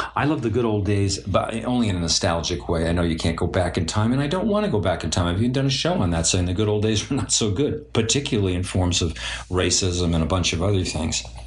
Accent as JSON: {"language": "English", "town": "New York City", "region": "New York", "country": "United States", "tie": "born or raised there", "said": "I grew up in Brooklyn with a bunch of Jewish people and everything else like that, and Italians"}